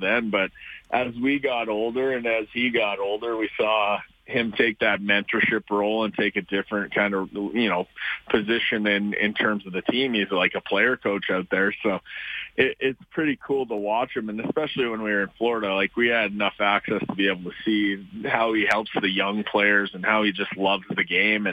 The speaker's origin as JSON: {"language": "English", "country": "Canada", "said": "we're Canadian"}